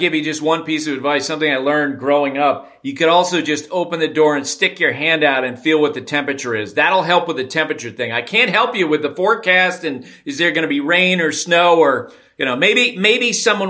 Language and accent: English; Vermont, United States; I think just growing up in Vermont, you just kind of roll with the weather.